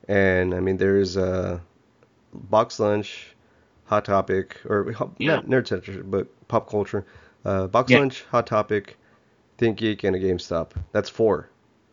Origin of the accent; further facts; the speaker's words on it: Texas City, Texas, United States; I grew up also in Texas City